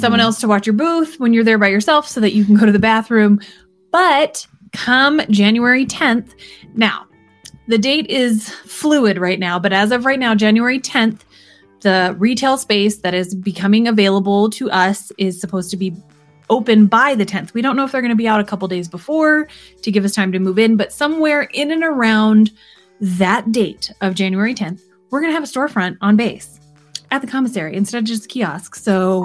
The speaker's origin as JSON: {"language": "English", "region": "Alaska", "country": "United States", "tie": "born or raised there", "said": "when you're born and raised in Alaska"}